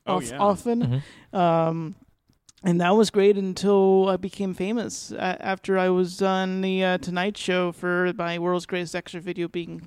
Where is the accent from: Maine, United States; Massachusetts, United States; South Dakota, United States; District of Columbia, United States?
Massachusetts, United States; Boston; I'm originally from Boston.